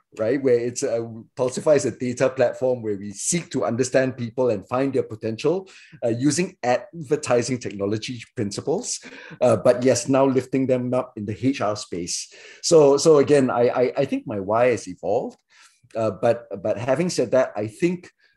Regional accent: Singapore; also born or lived in Malaysia; I grew up in Singapore

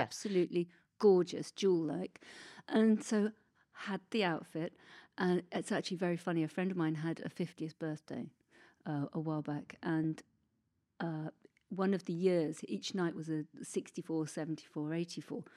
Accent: Oxford, South East England, United Kingdom; It was my hometown

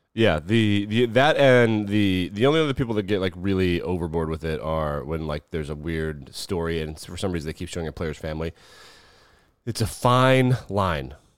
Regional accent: Wyoming, United States; my home state of Wyoming

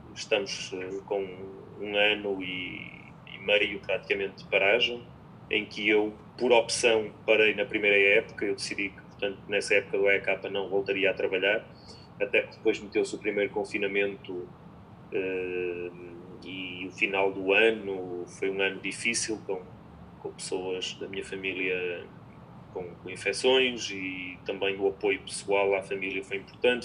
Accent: Portugal; also born or lived in Ukraine / France / Spain; sou um conjunto muito reduzido de treinadores portugueses

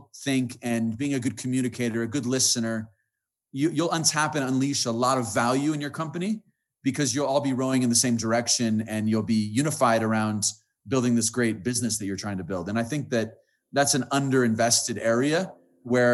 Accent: United States; also born or lived in Colombia; I'm an American

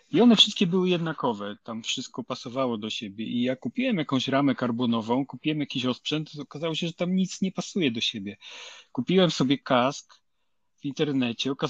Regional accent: Lower Silesian Voivodeship, Poland; pochodzę z Dolnego Śląska, tam każdy klub organizował przynajmniej dwa kryteria uliczne w sezonie

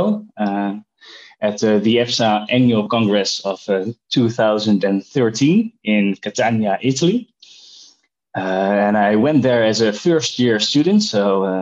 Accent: Netherlands; I'm also from the Netherlands

